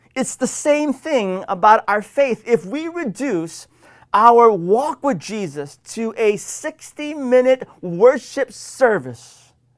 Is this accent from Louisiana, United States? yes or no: no; Washington, United States; my home state of Washington